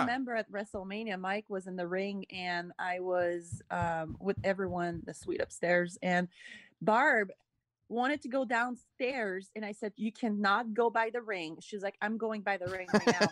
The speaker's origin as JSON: {"language": "English", "town": "Montreal", "region": "Quebec", "country": "Canada", "also_born_or_lived": "Austin", "moved": "yes", "lives_now": "Los Angeles, United States", "said": "I'm from Montreal"}